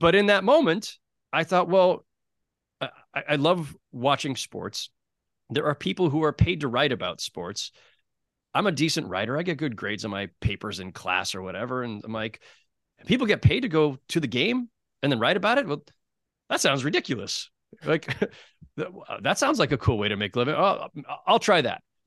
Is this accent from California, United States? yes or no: yes; San Jose, California, United States; moved away as an adult; also born or lived in Los Angeles / New York; as a kid growing up in San Jose, California